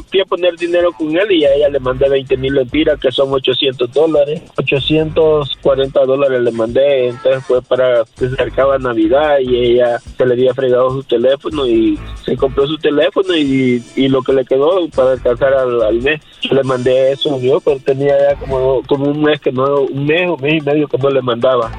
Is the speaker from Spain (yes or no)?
no; El Salvador; yo soy salvadoreño.